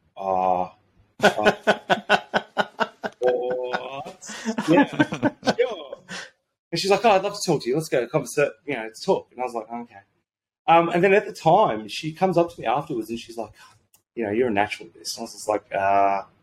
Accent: Sydney, New South Wales, Australia; moved away as an adult; also born or lived in Brisbane; I grew up my entire life in Sydney

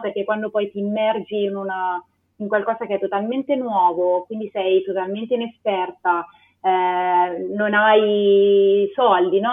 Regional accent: Perugia, Umbria, Italy; moved away as an adult; also born or lived in Lisbon / Switzerland; vengo da Perugia

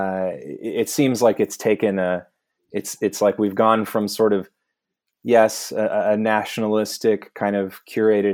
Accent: United States; as an American

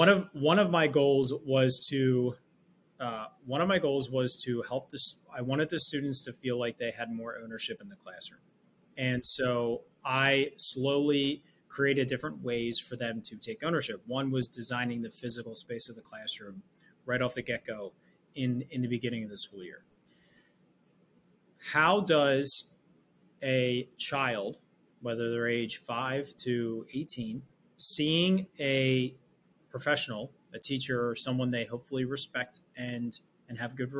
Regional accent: Philadelphia, Pennsylvania, United States; I'm from Philly

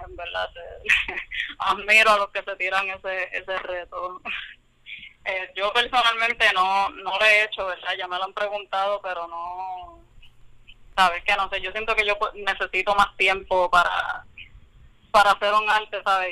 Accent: San Juan, Puerto Rico; now in Camuy, Puerto Rico; Vengo de San Juan

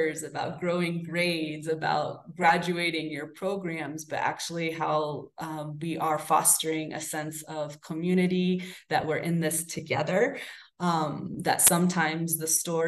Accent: Salem, Massachusetts, United States; now in Guanajuato, Mexico; And I'll speak kind of specifically of my hometown of Salem and of Guanajuato. Salem, Massachusetts, just like Guanajuato, is a very small but a very vibrant colonial city.

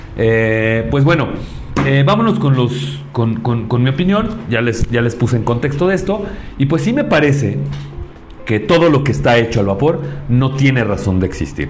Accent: Mexico; como mexicanos

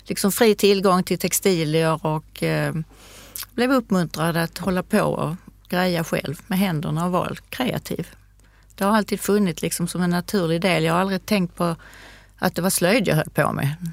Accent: Skåne, Sweden; Jag är född i Skåne 1953

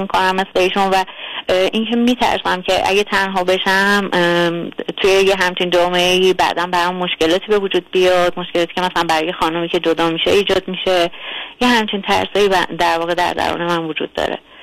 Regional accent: Tehran, Tehran Province, Iran; من دقیقا تهران هستم و اینکه دوست ندارم جای دیگه ای باشم چون در واقع همینجا متولد شدم

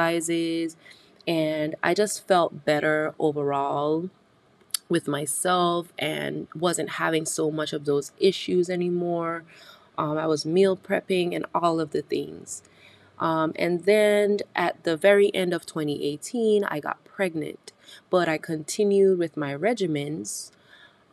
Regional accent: British Virgin Islands; moved away; I'm originally from the British Virgin Islands, and in our Caribbean culture as a whole

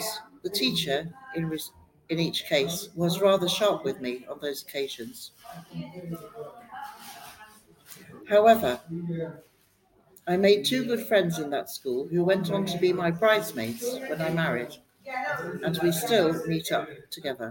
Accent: Oxford, South East England, United Kingdom; I was born in Campbell Road on Florence Park Estate, at home, and in 1952. I was a pupil at Donnington School in 1956 to 1963

